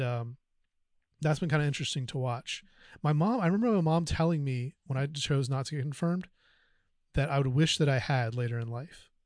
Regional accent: North Carolina, United States; I grew up in North Carolina

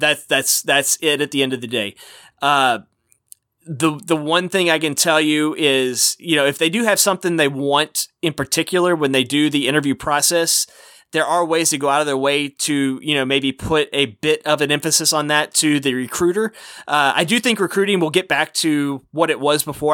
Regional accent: Texas, United States; as a kid growing up in Texas

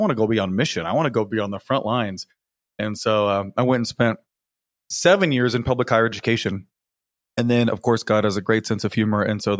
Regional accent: California, United States; Growing up in Northern California, it never rains, Mike.

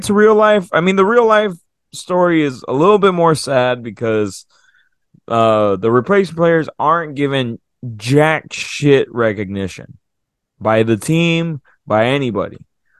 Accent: Minnesota, United States; Oh, we're from Minnesota. We call it pop. We drink a nice cold pop.

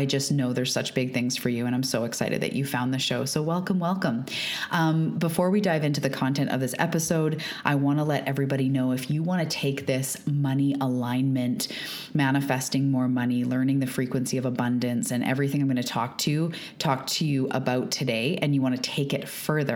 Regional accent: Canada; also born or lived in Vancouver Island, British Columbia; I am also a Canadian. I live off the west coast of Canada on Vancouver Island.

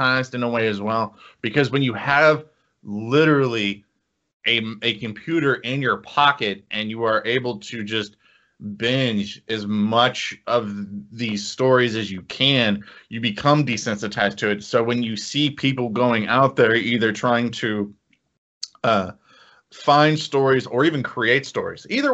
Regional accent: Indianapolis, Indiana, United States; I grew up in Indianapolis.

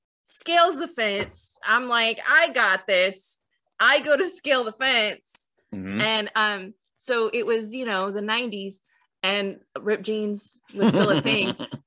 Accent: the Bay Area, California, United States; I grew up in the Bay.

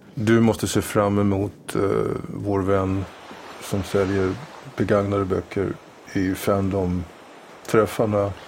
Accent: France; moved away; När jag var ung och bodde i Frankrike

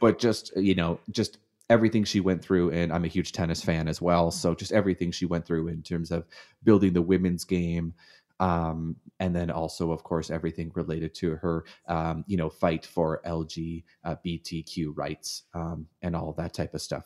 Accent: Hamilton, Ontario, Canada; moved away as an adult; now in United States; I grew up in Hamilton

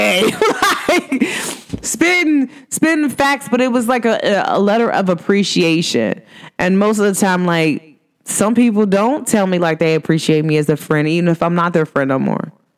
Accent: Cincinnati, Ohio, United States; I'm from Cincinnati

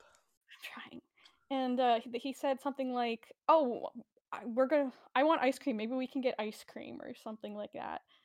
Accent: Canada; I am Canadian

